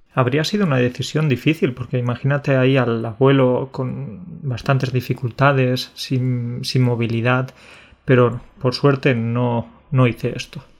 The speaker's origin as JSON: {"language": "Spanish", "town": "Alcalá la Real", "region": "Andalusia", "country": "Spain", "said": "en mi pueblo, en Alcalá, en Alcalá la Real, que es un pueblo de Andalucía"}